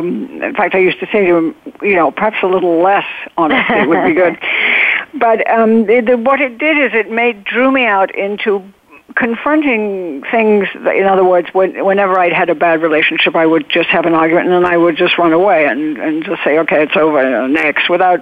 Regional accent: England, United Kingdom; I would go out of my way to be nice to people I didn't even like because I was overcompensating being so English.

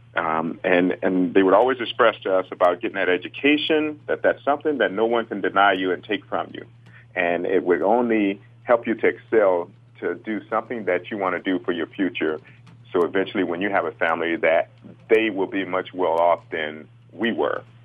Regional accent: Chicago, Illinois, United States; growing up in the inner city uh, on the south

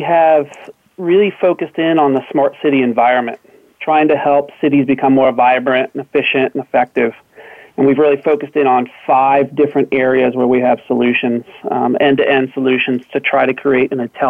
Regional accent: Oakton, Virginia, United States; I'm calling from Oakton, Virginia, which is about 15 miles outside of Washington, D.C. Lived here all my life and love having family and friends that I've known all my life surrounding the area.

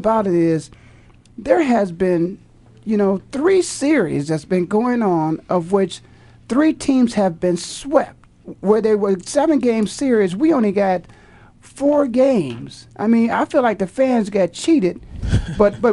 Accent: Canton, Ohio, United States; I'm from Canton

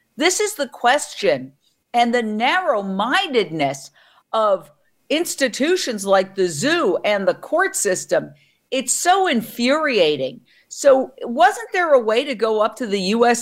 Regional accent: New York City, New York, United States; I grew up in Manhattan

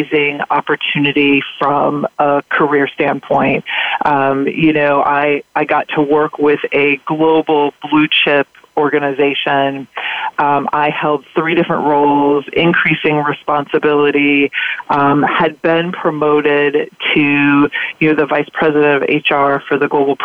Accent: California, United States; moved away as an adult; also born or lived in Ohio / Midwest; I was born in Ohio in the Midwest. I was raised predominantly in California and then moved back to the Midwest

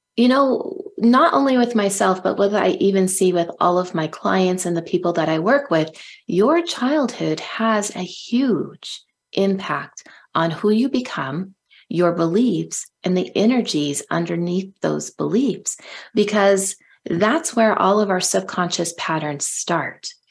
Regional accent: Silicon Valley, California, United States; I grew up in California um, and um, in Silicon Valley

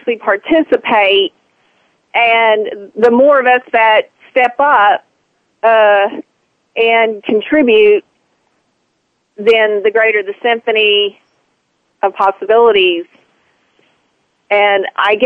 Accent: Texas, United States; now in Oklahoma, United States; I grew up in Texas, but I live in Oklahoma

